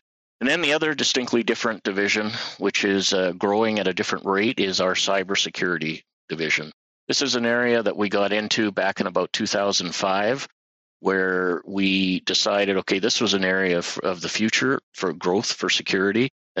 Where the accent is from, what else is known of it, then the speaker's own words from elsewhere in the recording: Winnipeg, Manitoba, Canada; moved away as an adult; now in Regina, Canada; I was going to university in Winnipeg. I was born and raised in Winnipeg